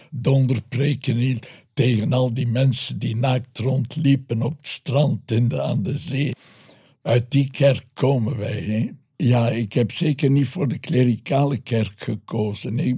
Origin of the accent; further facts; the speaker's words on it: Ghent, Flanders, Belgium; ik ben een Gentenaar.